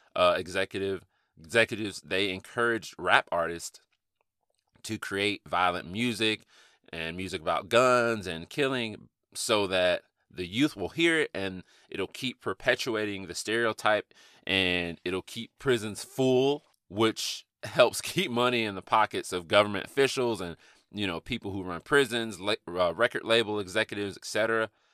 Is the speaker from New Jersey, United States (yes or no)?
no; Atlanta, Georgia, United States; growing up in Atlanta, in inner city Atlanta